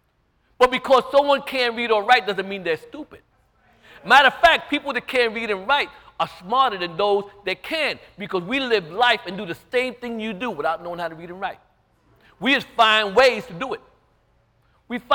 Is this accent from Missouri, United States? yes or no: no; New York City, New York, United States; also born or lived in Staten Island; I'm from Brooklyn, Bedford-Stuyvesant, Projects, Lafayette Gardens, Williamsburg. That's where I grew up